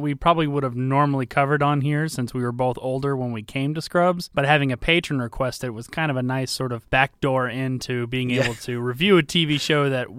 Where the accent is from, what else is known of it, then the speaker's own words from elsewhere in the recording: Georgia, United States; Yeah, but we're from Georgia, and Coke started in Atlanta, so...